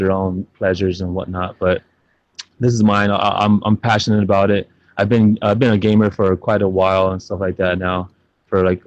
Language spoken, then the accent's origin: English; San Antonio, Texas, United States; I'm from San Antonio, Texas, to be exact. Born and raised